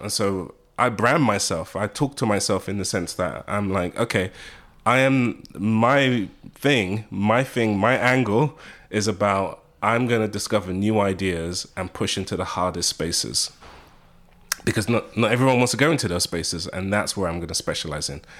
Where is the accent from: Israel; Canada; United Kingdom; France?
United Kingdom; accent: British; moved away as an adult; now in United States; being British, having a British accent